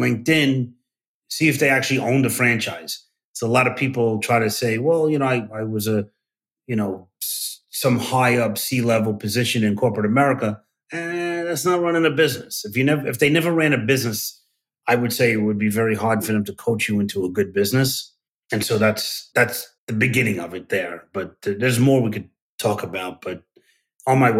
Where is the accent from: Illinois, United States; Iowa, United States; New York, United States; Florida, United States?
New York, United States; New York City; I'm from Brooklyn